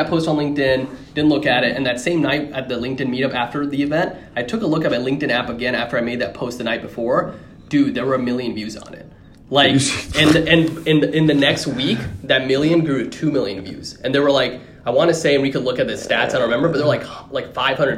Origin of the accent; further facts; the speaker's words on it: Dallas, Texas, United States; moved away as an adult; I just moved back to Dallas, my hometown, after 5 years